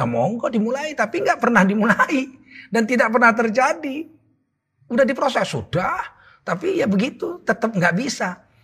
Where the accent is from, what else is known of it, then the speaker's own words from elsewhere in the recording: Medan, North Sumatra, Indonesia; Saya orang Medan